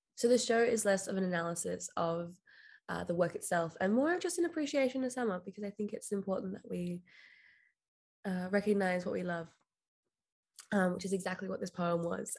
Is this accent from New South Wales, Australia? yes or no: no; Frankston, Victoria, Australia; Frankston, my hometown